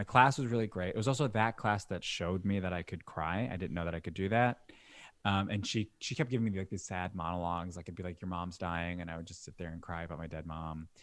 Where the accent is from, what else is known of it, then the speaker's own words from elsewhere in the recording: Long Island, New York, United States; also born or lived in Brooklyn, New York; me being born in Brooklyn, but then when I was six, I moved to Long Island